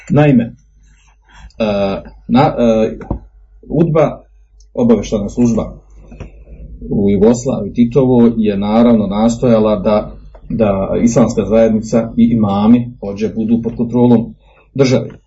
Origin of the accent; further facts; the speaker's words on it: Bosnia & Herzegovina; kod nas u Bosni.